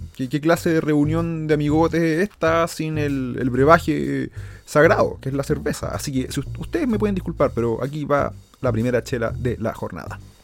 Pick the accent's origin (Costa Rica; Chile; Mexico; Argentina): Chile; los que somos de Chile